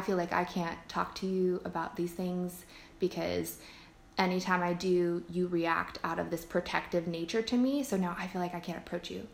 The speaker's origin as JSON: {"language": "English", "region": "California", "country": "United States", "also_born_or_lived": "Virginia", "said": "I moved back to California"}